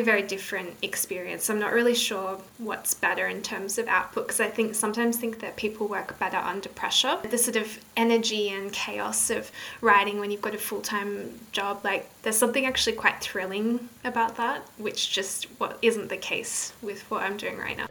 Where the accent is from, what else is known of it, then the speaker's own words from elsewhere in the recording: Australia; also born or lived in northern England; now in England, United Kingdom; I'm from Australia